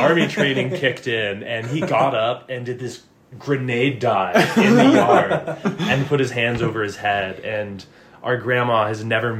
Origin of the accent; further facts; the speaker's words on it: Lander, Wyoming, United States; growing up in Lander, but it was good. Good place to grow up.